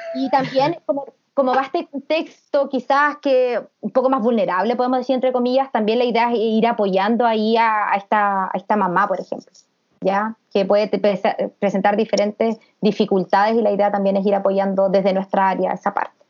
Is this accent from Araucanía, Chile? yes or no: yes; Temuco, Araucanía, Chile; somos todas de Temuco